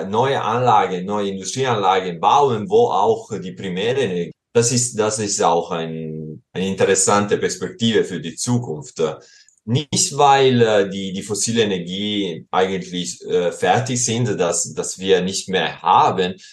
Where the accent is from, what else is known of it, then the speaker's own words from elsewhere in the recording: Southern Italy, Italy; born there; German is a second language; ich wurde in Süditalien geboren und äh, vor zwei Jahren war ich dort wieder im Sommer während der Pandemie